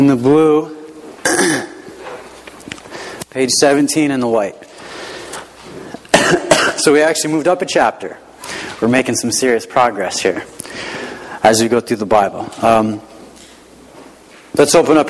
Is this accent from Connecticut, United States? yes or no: yes; Rocky Hill, Connecticut, United States; I grew up in the Hartford area, in Rocky Hill, nice little town south of Hartford